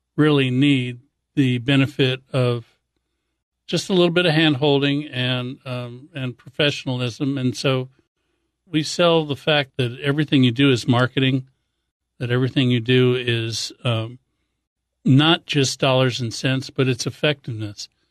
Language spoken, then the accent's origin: English; Hawaii, United States; I grew up in Hawaii